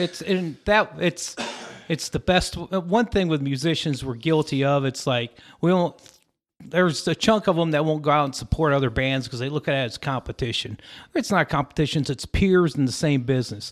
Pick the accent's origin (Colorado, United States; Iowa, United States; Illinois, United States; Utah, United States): Colorado, United States; Lamar; moved away as an adult; also born or lived in Syracuse, New York / Austin, Texas; we get dropped in the middle of nowhere, Southeast Colorado. And, uh, it's a little town, it was called Lamar. Great place to have grown up